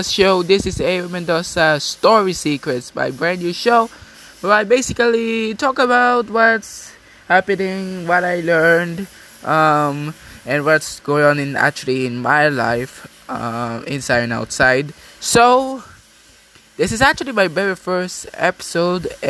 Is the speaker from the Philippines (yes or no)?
yes; Philippines; I was born in the Philippines